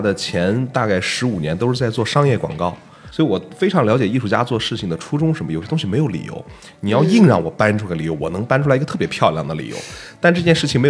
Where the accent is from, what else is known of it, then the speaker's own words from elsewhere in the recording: China; 咱们展示一下我们中国人自己的民族优秀的传统文化。